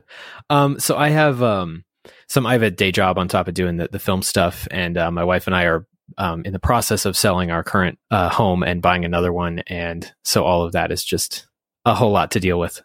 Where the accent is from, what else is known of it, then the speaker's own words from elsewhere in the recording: Fort Collins, Colorado, United States; now in Thornton, United States; I grew up in Fort Collins, actually, near the studio